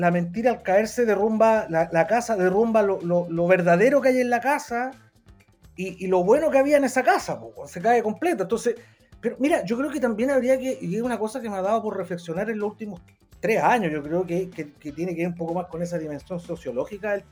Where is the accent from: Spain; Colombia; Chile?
Chile